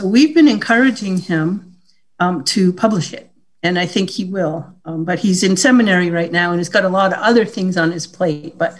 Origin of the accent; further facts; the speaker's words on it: Rhode Island, United States; I grew up in Rhode Island, and that was one of the original 13 colonies.